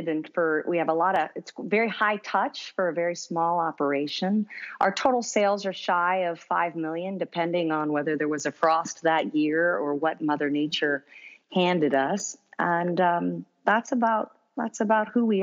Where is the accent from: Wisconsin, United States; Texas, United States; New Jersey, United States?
New Jersey, United States; moved away as an adult; also born or lived in Princeton, New Jersey; now in San Francisco Bay Area, United States; I was born and raised in New Jersey